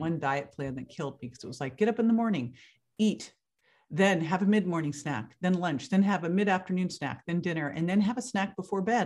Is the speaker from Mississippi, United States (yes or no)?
no; Berkeley, California, United States; moved away as an adult; now in Florida, United States; I grew up in Berkeley, California